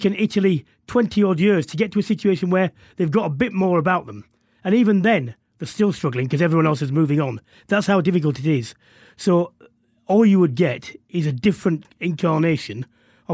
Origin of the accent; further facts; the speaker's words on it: England, United Kingdom; being English